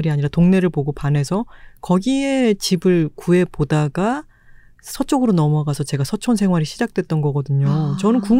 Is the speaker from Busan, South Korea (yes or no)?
yes; Busan, South Korea; now in Seoul, South Korea; 출신이잖아요. 네. 바다 앞에 살던 사람이 서울에 왔더니